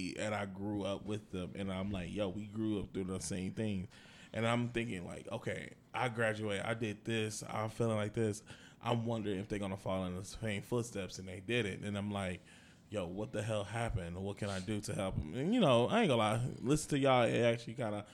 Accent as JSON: {"language": "English", "town": "Saginaw", "region": "Michigan", "country": "United States", "tie": "born or raised there", "also_born_or_lived": "Big Rapids, Michigan", "moved": "as an adult", "lives_now": "Austin, United States", "said": "back at home in Saginaw"}